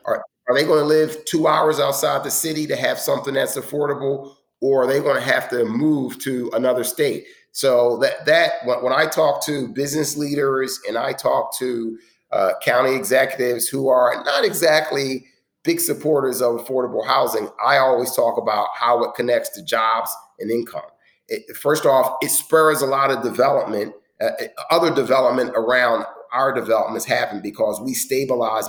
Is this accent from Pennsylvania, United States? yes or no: yes; Philadelphia, Pennsylvania, United States; I grew up in the other end of town, but it's, it's my hometown